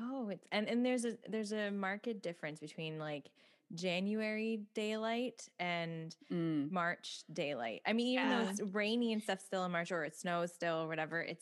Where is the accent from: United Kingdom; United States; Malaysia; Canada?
Canada; we are so markedly Canadian